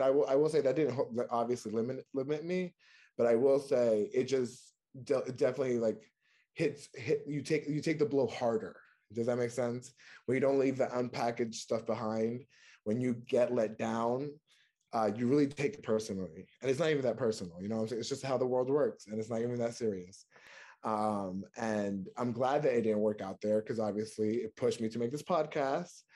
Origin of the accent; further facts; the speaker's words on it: New York, United States; moved away as an adult; also born or lived in North Carolina; now in Washington, DC, United States; I'm originally from New York